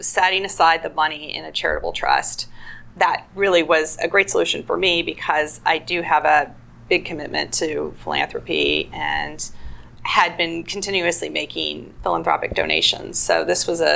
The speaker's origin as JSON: {"language": "English", "town": "San Diego", "region": "California", "country": "United States", "tie": "born or raised there", "also_born_or_lived": "Claremont / New York", "said": "I grew up here in San Diego"}